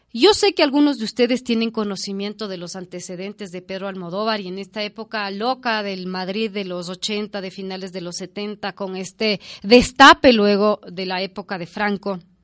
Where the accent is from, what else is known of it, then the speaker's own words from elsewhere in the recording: Ecuador; nuestra infancia como ecuatorianos